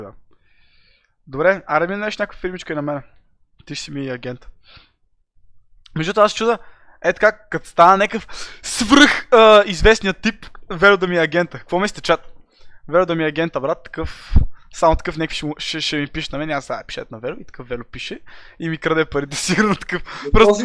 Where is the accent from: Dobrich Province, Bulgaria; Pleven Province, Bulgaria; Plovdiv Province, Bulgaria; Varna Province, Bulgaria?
Varna Province, Bulgaria; Varna; Аз съм от Варна